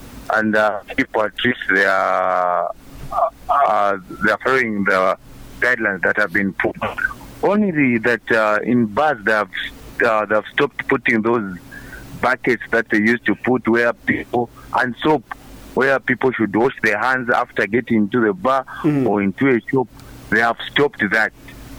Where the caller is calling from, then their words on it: Mazabuka, Southern Province, Zambia; Yeah, within Mazabuka.